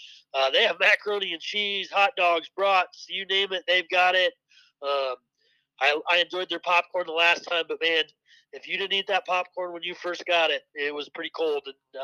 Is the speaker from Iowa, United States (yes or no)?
yes; small town Iowa, United States; born or raised there